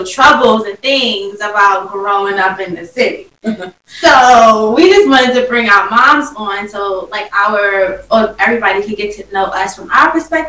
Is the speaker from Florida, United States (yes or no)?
no; New York City, New York, United States; I'm from Brooklyn.